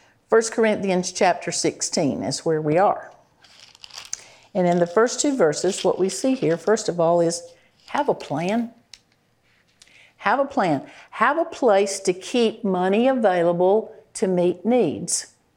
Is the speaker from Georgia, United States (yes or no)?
yes; Georgia, United States; I'm from Georgia.